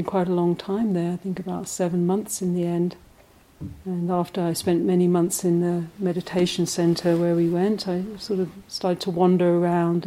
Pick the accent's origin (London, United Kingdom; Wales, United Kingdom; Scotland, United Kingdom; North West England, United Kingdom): London, United Kingdom; moved away; the extended family system that I grew up in London, extended Irish family